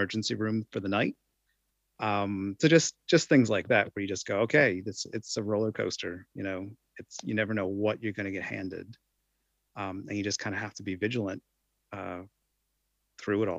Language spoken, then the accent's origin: English; United States; now in New Zealand; I'm from the United States